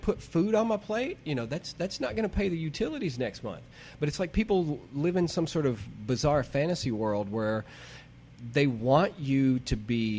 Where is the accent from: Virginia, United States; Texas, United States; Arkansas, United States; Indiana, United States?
Arkansas, United States; moved away as an adult; also born or lived in Salem; now in New York City, United States; growing up in Arkansas.